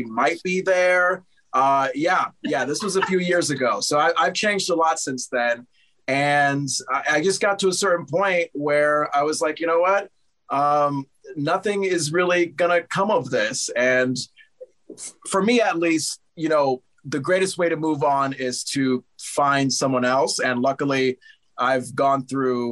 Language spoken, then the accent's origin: English; Connecticut, United States; I was still living in my home state of Connecticut